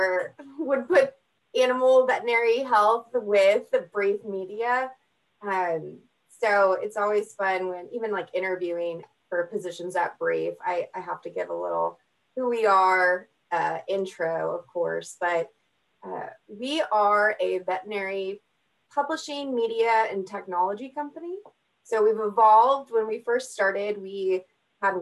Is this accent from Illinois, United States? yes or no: no; Texas, United States; moved away as an adult; also born or lived in Oklahoma City, United States; now in Tulsa, United States; I'm from Texas